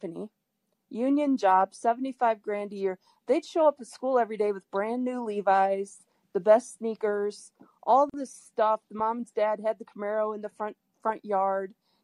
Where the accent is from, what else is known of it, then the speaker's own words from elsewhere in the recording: Detroit, Michigan, United States; I grew up in Detroit, which, you know, is a very balkanized place.